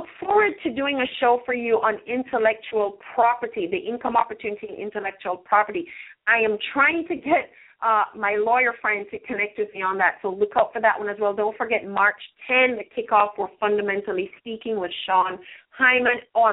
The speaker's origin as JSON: {"language": "English", "country": "Jamaica", "tie": "born or raised there", "moved": "yes", "lives_now": "United States", "said": "we're from Jamaica"}